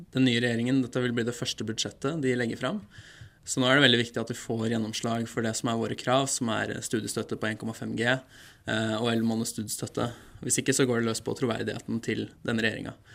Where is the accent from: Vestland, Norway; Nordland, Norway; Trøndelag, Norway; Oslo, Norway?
Vestland, Norway; Bergen; i Bergen, der jeg er fra